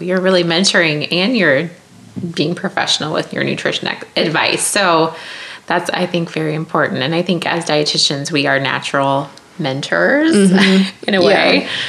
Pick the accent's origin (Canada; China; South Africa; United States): United States; Iowa; I'm from Iowa, and I don't like corn.